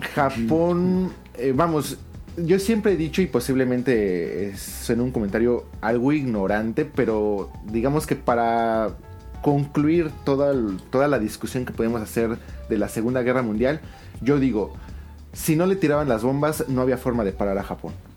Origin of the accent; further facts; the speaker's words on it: Mexico City, Mexico; moved away as an adult; also born or lived in Celaya / Nagoya / Osaka / Kyoto; now in Fukuoka, Japan; yo soy de la Ciudad de México, pero pues, me tengo que ir a vivir a este al Bajío por este trabajo